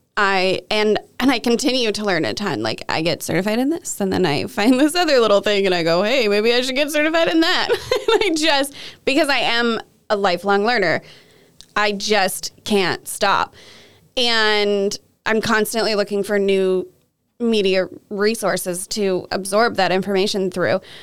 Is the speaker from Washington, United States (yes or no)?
yes; Kelso, Washington, United States; I grew up mostly here in Kelso, Washington